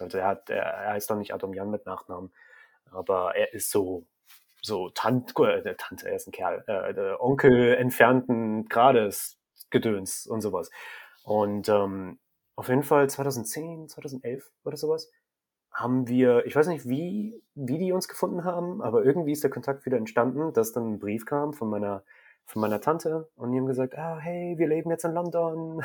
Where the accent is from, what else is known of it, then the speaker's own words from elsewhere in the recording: Germany; Ich bin auch hier in dem Krankenhaus geboren. Also technisch gesehen kannst du sagen, ich bin durch und durch deutsch